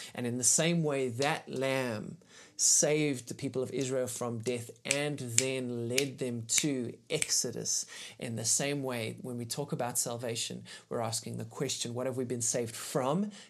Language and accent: English; South Africa; as a South African